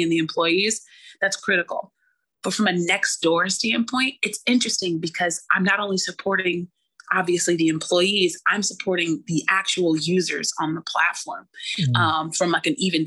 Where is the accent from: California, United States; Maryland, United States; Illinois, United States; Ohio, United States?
California, United States; Oakland; also born or lived in Brooklyn, New York; now in New York City, United States; I grew up in Oakland, California, a hop, skip, and a jump away from Silicon Valley